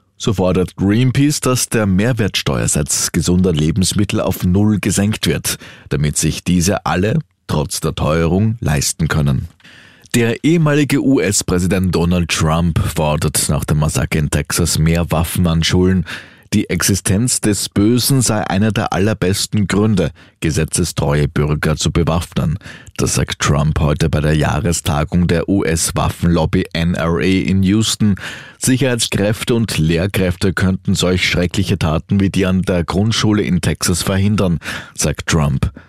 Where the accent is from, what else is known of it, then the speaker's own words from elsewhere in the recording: Austria; bei uns in Österreich